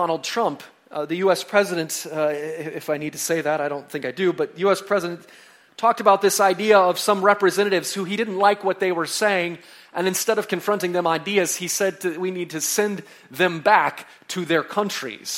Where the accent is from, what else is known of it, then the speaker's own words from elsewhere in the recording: United States; now in Canada; I'm from the States